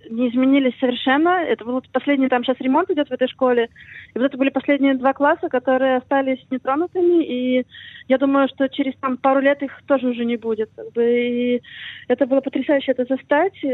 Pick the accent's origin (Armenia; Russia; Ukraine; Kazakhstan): Ukraine; now in Israel; как бы я из, из Украины и родилась на Израиле, мы живем в Израиле.